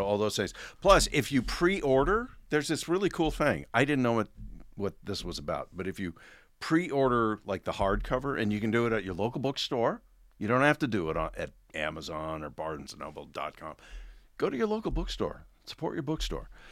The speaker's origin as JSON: {"language": "English", "region": "Oregon", "country": "United States", "tie": "born or raised there", "said": "I grew up in Oregon"}